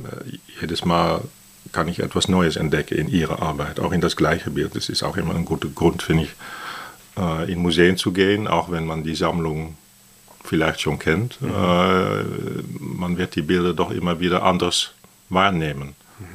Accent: Netherlands; German is a second language; also born or lived in Athens, Greece; now in Berlin, Germany; ich bin Holländer

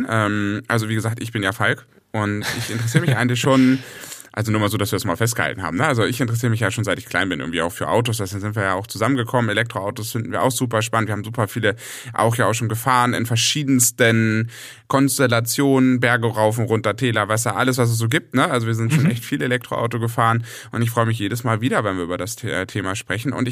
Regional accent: Hamburg, Germany; dann habe ich mich entschlossen, wieder zurück in meine alte Heimat zu gehen und bin jetzt bei Hamburg.

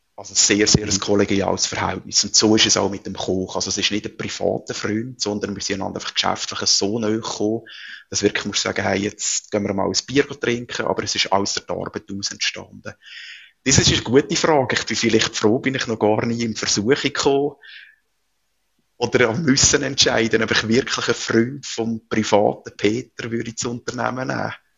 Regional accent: Switzerland; bei uns in der Schweiz

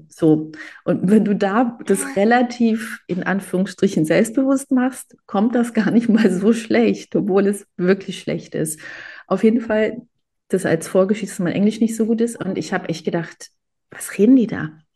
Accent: Germany; ich bin in Deutschland geboren und aufgewachsen

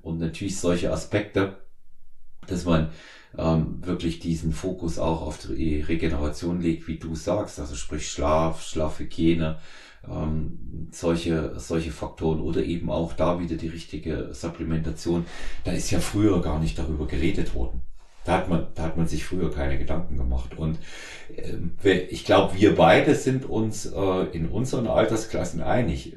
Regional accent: Erfurt, Thuringia, Germany; now in Munich, Germany; ich in Erfurt äh, bin, quasi in meiner alten Heimat

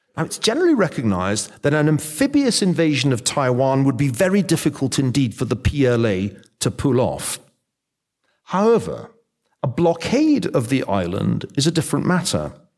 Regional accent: Scotland, United Kingdom; I'm from Scotland.

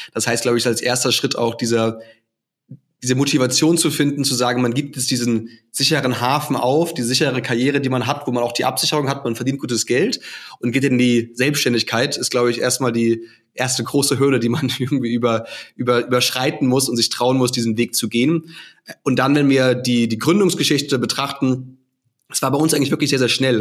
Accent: Hamburg, Germany; also born or lived in Australia / China / England / Munich; now in Austria; Ich komme ursprünglich aus Hamburg im, im hohen Norden

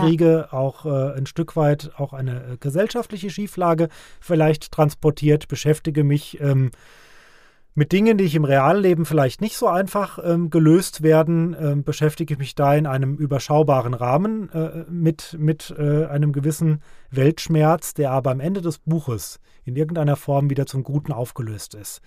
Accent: Ockstadt, Hesse, Germany; moved away as an adult; also born or lived in Frankfurt / Nidda; now in Vogelsberg, Germany; Es geht nach Ockstadt in meine alte Heimat, in mein, mein äh, Heimatdorf

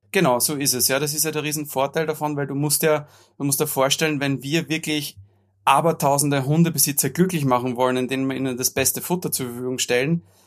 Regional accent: Austria; bei uns in Österreich

